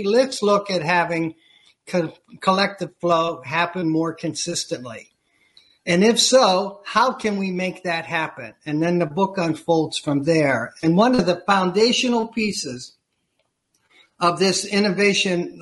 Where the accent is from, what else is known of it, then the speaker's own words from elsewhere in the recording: Eastern Ohio, United States; now in Chicago, United States; I grew up in Eastern Ohio in the foothills of Appalachia